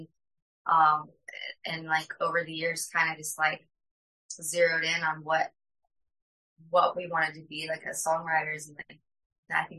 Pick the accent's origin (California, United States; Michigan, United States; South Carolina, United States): South Carolina, United States; Myrtle Beach; moved away as an adult; also born or lived in Columbia, South Carolina; now in Austin, United States; We're actually both from Myrtle Beach, but we met at USC